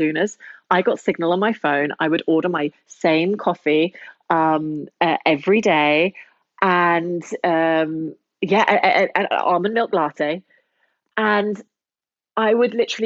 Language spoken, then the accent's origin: English; London, United Kingdom; moved away as an adult; now in Berlin, Germany; I am the Londoner